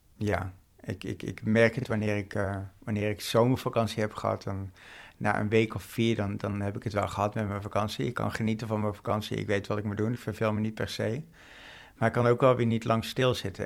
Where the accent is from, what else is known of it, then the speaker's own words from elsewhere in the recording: North Brabant, Netherlands; moved away as an adult; now in Amsterdam, Netherlands; ik ben geboren en opgegroeid in Brabant. En ik ben een jaartje of acht, denk ik, in Amsterdam gaan wonen.